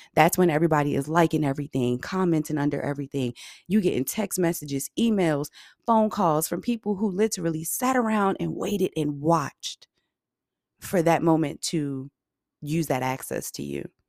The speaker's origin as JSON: {"language": "English", "region": "Virginia", "country": "United States", "said": "I'm from Virginia and graduated from Norfolk State University."}